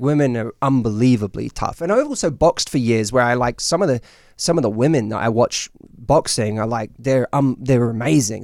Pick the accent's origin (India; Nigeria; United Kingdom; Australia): United Kingdom; London; now in United States; I'm from, I'm from London